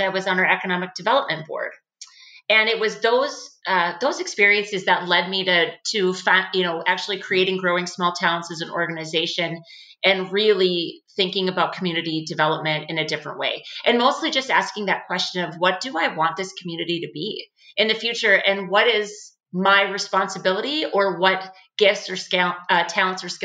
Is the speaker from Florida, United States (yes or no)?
no; Oakes, North Dakota, United States; I'm actually from Oaks, North Dakota, where I'm at now. Was born and raised here